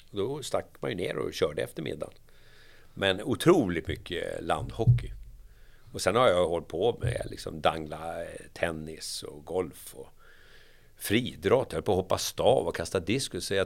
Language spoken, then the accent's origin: Swedish; Järfälla, Stockholm County, Sweden; I Järfälla, Jakobsberg.